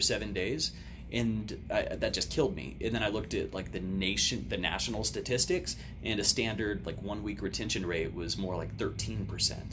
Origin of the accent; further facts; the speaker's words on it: Odessa, Texas, United States; being born and raised in Odessa